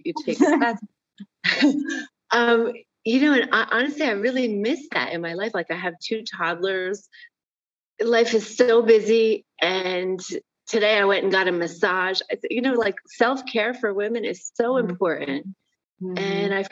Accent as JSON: {"language": "English", "country": "United States", "moved": "yes", "lives_now": "Morocco", "said": "as an American living abroad"}